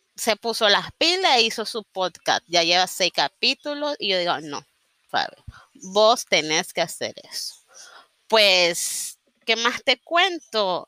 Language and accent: Spanish; Nicaragua; sobre todo soy nicaragüense, vivo en Nicaragua